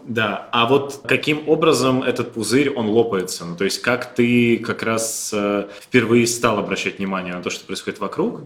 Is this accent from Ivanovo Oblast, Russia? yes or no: yes; Ivanovo, Ivanovo Oblast, Russia; я из Иванова